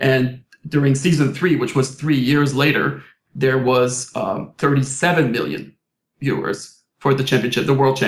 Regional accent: Quebec, Canada; first language French; English is a second language; Like, I was born and raised in Quebec. So I was French, French school, French parent, French friends back in Quebec.

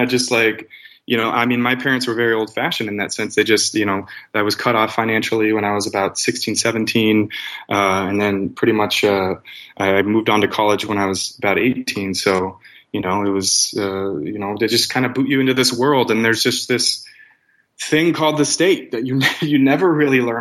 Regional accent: Arizona, United States; I'm from Arizona, which is as statist of a state as they come

